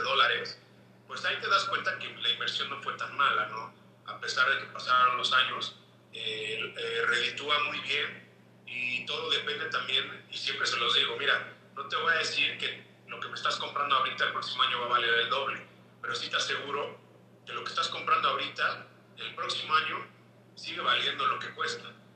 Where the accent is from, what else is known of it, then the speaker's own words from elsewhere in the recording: Puebla, Mexico; es mi identidad como mexicano, como poblano